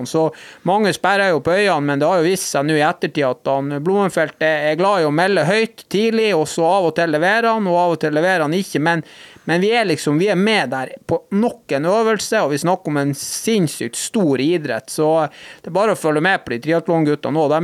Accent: Norway; For det om vi er hvite og vi kommer fra Norge og vi har helt andre utgangspunkt enn andre i form av talenter

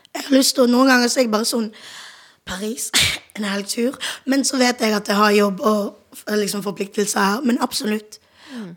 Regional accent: Bergen, Vestland, Norway; moved away as an adult; now in Oslo, Norway; jeg er jo fra Bergen

